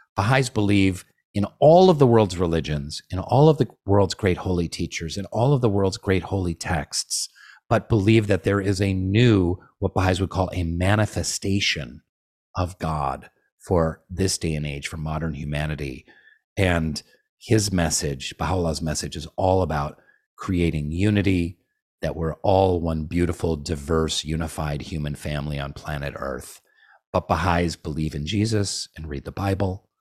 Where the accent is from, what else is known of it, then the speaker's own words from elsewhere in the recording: Seattle, Washington, United States; also born or lived in Nicaragua; I was born and raised in Seattle for the most part. We spent three years in, uh, Nicaragua